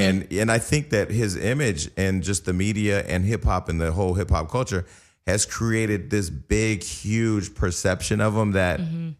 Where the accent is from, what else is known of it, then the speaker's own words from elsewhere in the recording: Bay Area, California, United States; moved away as an adult; now in Los Angeles, United States; I first moved to LA. I'm from the Bay Area, right?